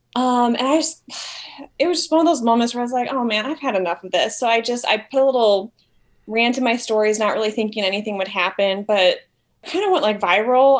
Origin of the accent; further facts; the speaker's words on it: Wisconsin, United States; moved away as an adult; now in Milwaukee, United States; to move back to my home state